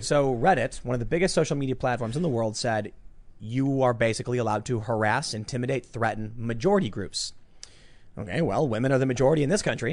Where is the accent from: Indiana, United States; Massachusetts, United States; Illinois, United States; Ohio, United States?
Illinois, United States; Chicago; growing up in Chicago, very, uh, eclectic